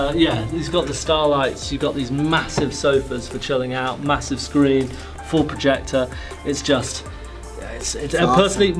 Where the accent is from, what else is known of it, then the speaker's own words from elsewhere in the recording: England, United Kingdom; now in Dubai, United Arab Emirates; I'm English.